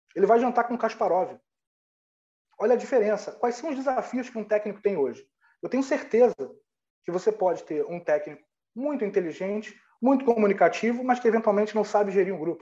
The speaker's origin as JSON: {"language": "Portuguese", "region": "Rio de Janeiro", "country": "Brazil", "said": "eu sou do Rio de Janeiro"}